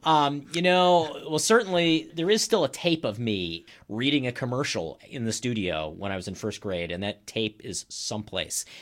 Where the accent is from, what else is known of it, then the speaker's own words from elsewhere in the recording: Maryland, United States; moved away as an adult; also born or lived in Boston / upstate New York / Iowa / Flagstaff, Arizona; now in Wauwatosa, United States; I live in Wauwatosa. I am not from Wauwatosa. I grew up in Maryland.